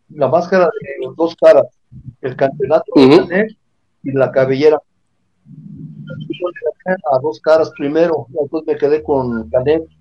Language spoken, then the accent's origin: Spanish; Morelia, Michoacán, Mexico; soy yo de Morelia